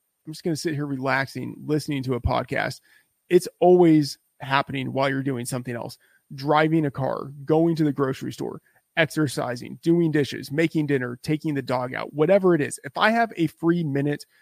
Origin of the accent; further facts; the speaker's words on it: Texas, United States; I grew up in Texas